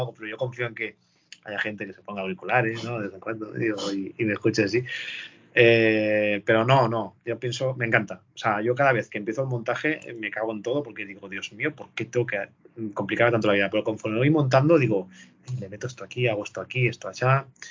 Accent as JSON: {"language": "Spanish", "region": "Valencian Community", "country": "Spain", "said": "nosotros, que somos valencianos"}